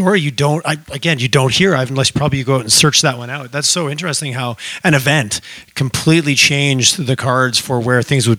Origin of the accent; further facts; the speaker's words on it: Quebec, Canada; I grew up in the Chattahoochee Valley in Quebec, which hundreds of years ago was swampland and highly fertile